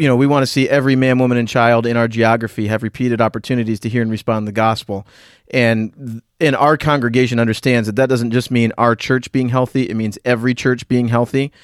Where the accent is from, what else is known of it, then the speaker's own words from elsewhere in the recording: Northeast, United States; also born or lived in Southwest Florida / North Central Pennsylvania; now in Pennsylvania, United States; I grew up in the Northeast in a rural environment.